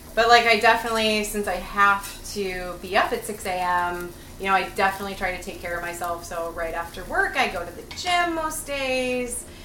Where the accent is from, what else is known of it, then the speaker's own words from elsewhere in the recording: Minnesota, United States; accent: Minnesota; moved away as an adult; I moved here for culinary school from Minnesota